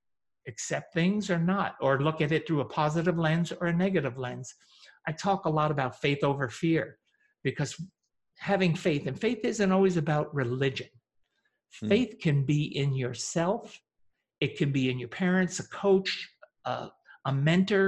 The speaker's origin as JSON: {"language": "English", "region": "upstate New York", "country": "United States", "tie": "born or raised there", "also_born_or_lived": "Teaneck, New Jersey", "said": "I was born in Teaneck, New Jersey, and at 9 moved to a very remote farm in upstate New York"}